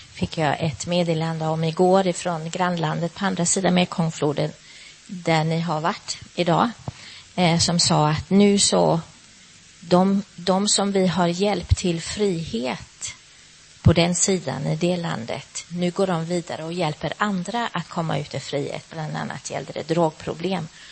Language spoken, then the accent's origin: Swedish; Sweden; moved away; hemma i Sverige